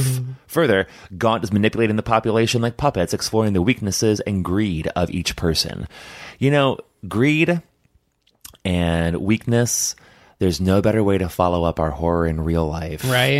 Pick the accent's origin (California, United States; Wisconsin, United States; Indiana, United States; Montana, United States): Indiana, United States; I grew up in Indiana, as folks know, and like in Indiana, it's a very live and let live attitude.